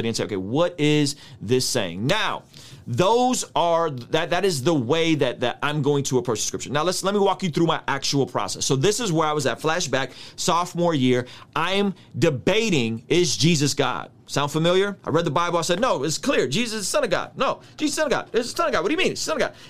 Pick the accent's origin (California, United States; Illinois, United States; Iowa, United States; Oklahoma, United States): California, United States; San Diego; first language Russian; English is a second language; my first language is Russian. I grew up speaking Russian up until 6 when me and my family came to America. We're Armenian. We came out as refugees in 1991, and I go to San Diego